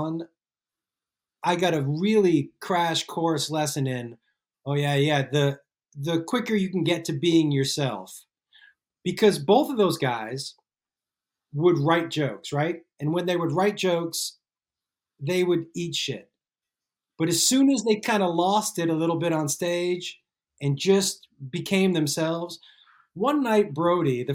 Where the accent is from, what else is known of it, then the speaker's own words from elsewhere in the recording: Massachusetts, United States; I'm from Massachusetts